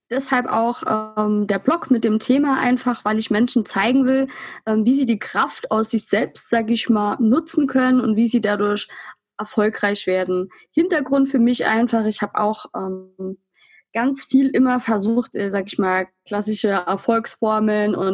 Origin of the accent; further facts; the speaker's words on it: Saarland, Germany; Ähm, prinzipiell bin ich 24 Jahre alt. Ich komme aus dem Saarland, in der Nähe vom Brustalsee.